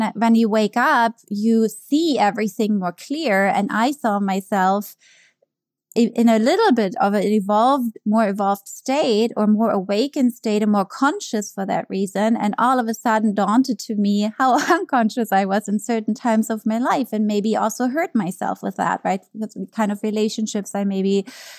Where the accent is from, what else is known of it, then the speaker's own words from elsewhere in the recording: Germany; English is a second language; moved away as an adult; also born or lived in New York; now in United States; growing up in Germany